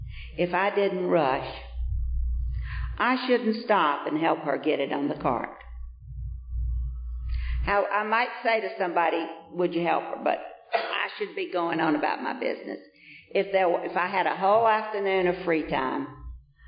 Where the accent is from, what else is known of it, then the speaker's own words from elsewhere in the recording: Vienna, Georgia, United States; moved away; when I came from Vienna, Georgia, that I was right up down the front row in that Methodist church every Sunday